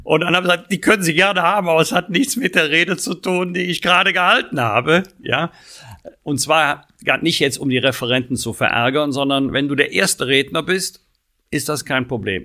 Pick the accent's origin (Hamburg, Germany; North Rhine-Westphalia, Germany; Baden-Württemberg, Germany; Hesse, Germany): North Rhine-Westphalia, Germany; born or raised there